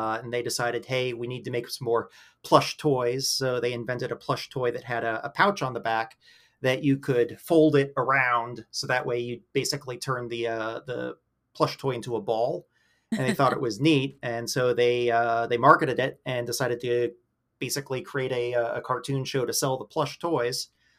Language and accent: English; Pittsburgh, Pennsylvania, United States; I'm from Pittsburgh. So, across the state from you.